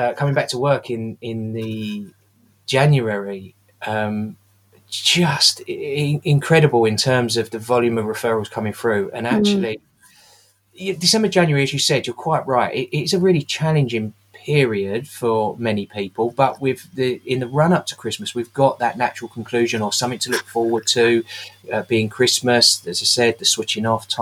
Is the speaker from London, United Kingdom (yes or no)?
yes; London, United Kingdom; Growing up in the East End